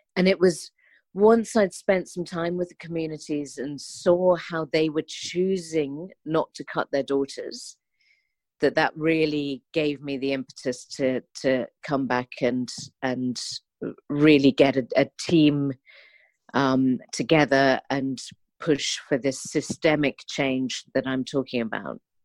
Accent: London, United Kingdom; as a Londoner

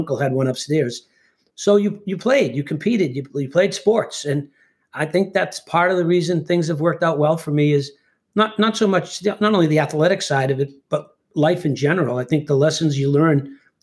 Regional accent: Winthrop, Massachusetts, United States; they named the rink after me in my hometown

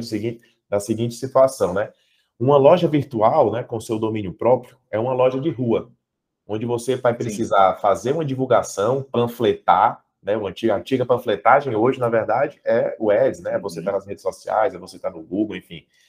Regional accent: Fortaleza, Ceará, Brazil; also born or lived in Portugal; eu sou aqui de Fortaleza, né? Estou aqui em Fortaleza

